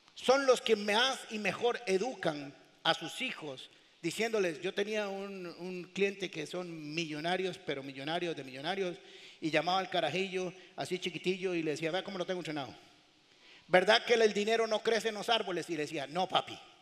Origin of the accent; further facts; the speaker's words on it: Costa Rica